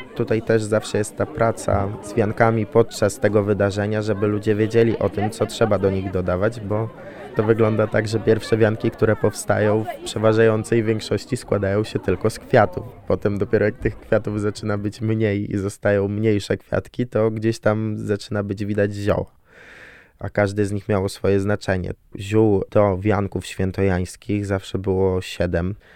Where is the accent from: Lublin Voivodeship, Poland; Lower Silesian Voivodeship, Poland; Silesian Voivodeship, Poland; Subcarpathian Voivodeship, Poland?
Lublin Voivodeship, Poland; Bazar; pochodzę ze wsi, w której mieszkał Jan III Sobieski i w której spędzał miesiąc miodowy z Marysieńką